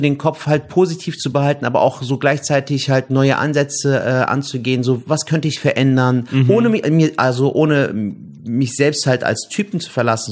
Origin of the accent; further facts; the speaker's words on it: Cologne, North Rhine-Westphalia, Germany; bin gebürtiger Kölner. Ich bin in Köln geboren und aufgewachsen